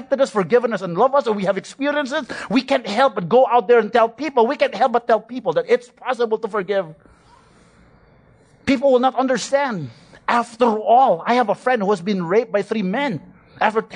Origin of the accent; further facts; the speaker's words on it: Philippines; I'm a Filipino